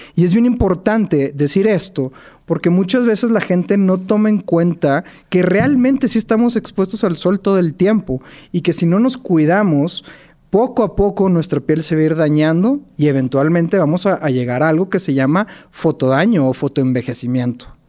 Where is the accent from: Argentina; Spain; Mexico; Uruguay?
Mexico; Monterrey, Nuevo León; soy de la ciudad de Monterrey